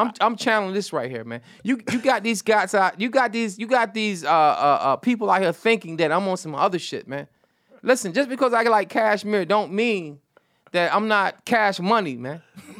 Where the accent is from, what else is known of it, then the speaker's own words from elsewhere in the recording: New York, United States; Listen, I'm from the projects, man. I'm from Delta Heights.